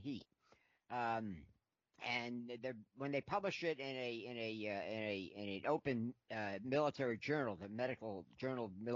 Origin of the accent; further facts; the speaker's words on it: Hudson River, New York, United States; I grew up on the Hudson River